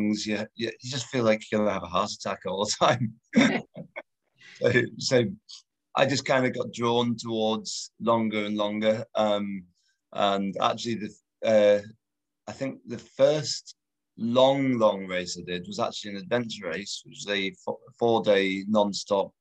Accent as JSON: {"language": "English", "country": "United Kingdom", "also_born_or_lived": "Spain / north of England", "said": "I'm British."}